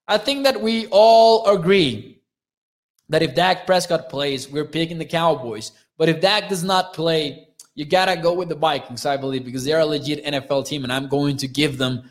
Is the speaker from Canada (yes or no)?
no; Mexico; I'm from Mexico